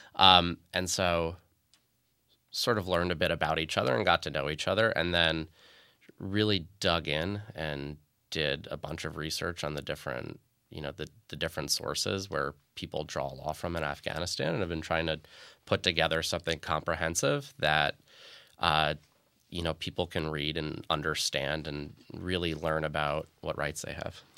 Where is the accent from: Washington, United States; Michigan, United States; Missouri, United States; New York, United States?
New York, United States; Long Island; moved away; I grew up on Long Island in, in an America where the thought of attacks like this didn't happen